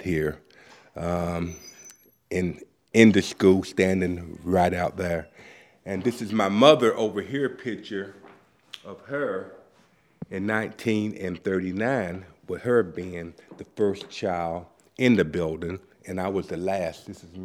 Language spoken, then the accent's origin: English; Pennington Gap, Virginia, United States; born or raised there; moved away; also born or lived in Boston